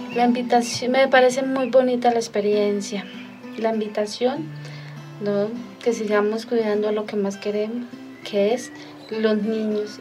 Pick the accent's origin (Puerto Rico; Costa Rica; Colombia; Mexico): Colombia; Charalá, Santander; soy del municipio de Charalá